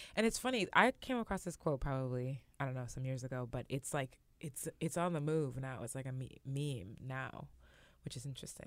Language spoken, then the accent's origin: English; West Coast, United States; I grew up on the West Coast